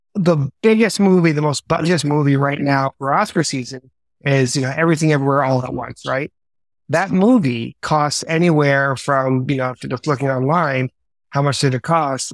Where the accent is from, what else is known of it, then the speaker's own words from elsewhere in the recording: Mount Vernon, New York, United States; also born or lived in Bronx, New York; I grew up in Mount Vernon, you know, born in the Bronx